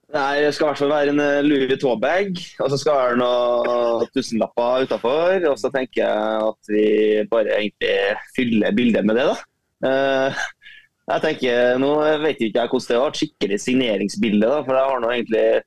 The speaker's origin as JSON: {"language": "Norwegian", "region": "Trøndelag", "country": "Norway", "said": "som trønder så er jeg oppvokst"}